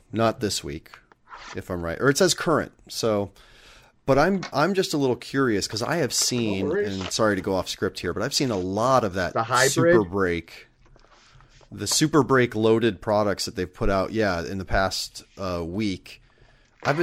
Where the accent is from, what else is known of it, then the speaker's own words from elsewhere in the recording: Nebraska, United States; now in Los Angeles, United States; I'm from Nebraska